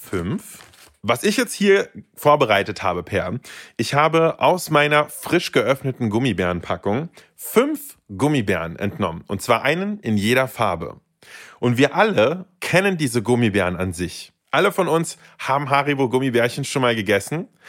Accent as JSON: {"language": "German", "region": "Berlin", "country": "Germany", "tie": "born or raised there", "also_born_or_lived": "Saint Petersburg, Russia", "said": "ich bin aufgewachsen in Berlin. Also, ich sage mal gerne, seit ich denken kann, bin ich in Berlin"}